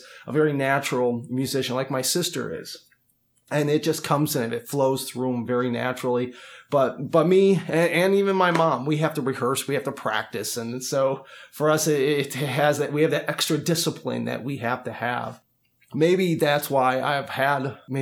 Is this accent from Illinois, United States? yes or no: yes; Chicago, Illinois, United States; I'm originally from Chicago, and my dad was a professional musician when I was growing up